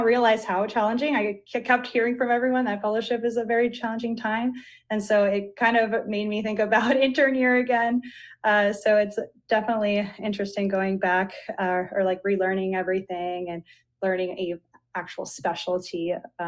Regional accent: Florida, United States; moved away as an adult; also born or lived in Grenada / Miami, Florida; now in North Carolina, United States; I'm originally from Florida

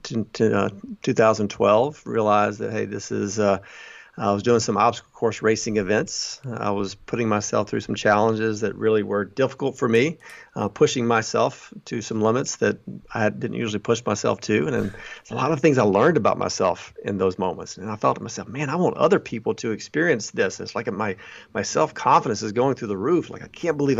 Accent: Alabama, United States; moved away as an adult; now in Chicago, United States; I grew up in Alabama, you know, went to college down there, a small university there, and got married and moved to Chicago

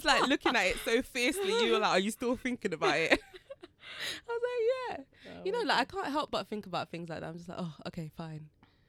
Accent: Jamaica; And then I was like, oh my gosh, I'm from Marmee Bay.

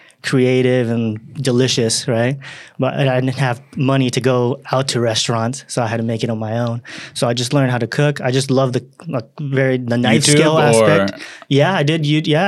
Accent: Simi Valley, California, United States; born or raised there; moved away as an adult; also born or lived in Osaka, Japan; now in San Francisco, United States

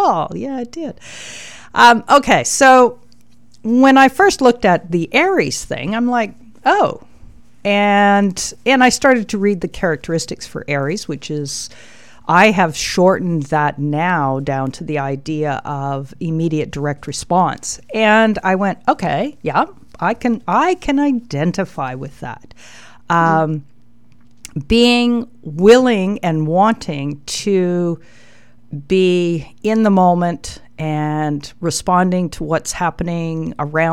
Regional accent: Calgary, Alberta, Canada; I was born on November the 11th, 1953 in Calgary, Alberta

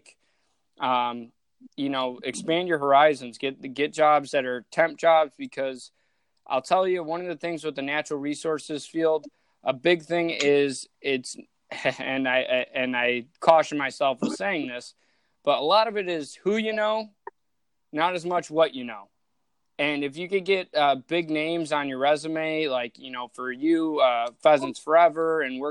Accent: suburbs of Chicago, Illinois, United States; moved away; we grew up in the same hometown in the suburbs of Chicago

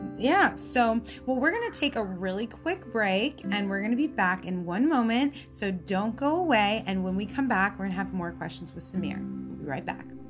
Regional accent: Florida, United States; I'm a Florida girl. Um, I was born in Florida and I love South Florida

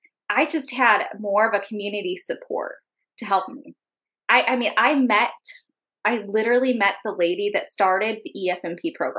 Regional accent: Indiana, United States; moved away; I'm from Indiana

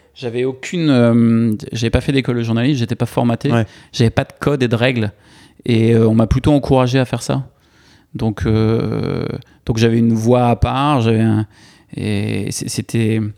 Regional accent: Tours, Centre-Val de Loire, France; moved away as an adult; also born or lived in Senonches; now in New York, United States; J'ai grandi, je suis né à Tours. Ok. J'ai grandi à Tours

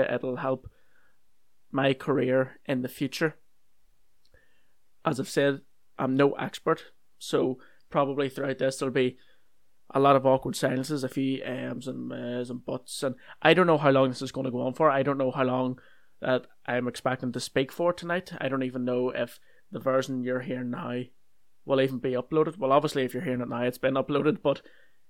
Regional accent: Northern Ireland, United Kingdom; I'm from Northern Ireland

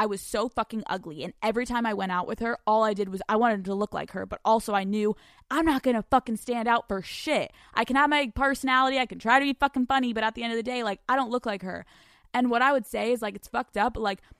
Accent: the South, United States; I'm from the South. Don't judge me.

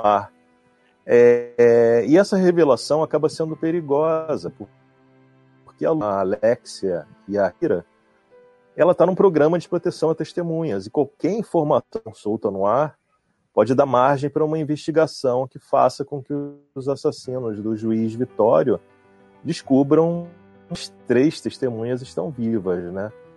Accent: Brazil; eu, como brasileiro

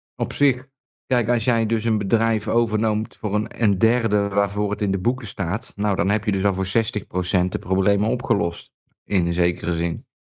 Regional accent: Netherlands; moved away; toen ik nog in Nederland woonde

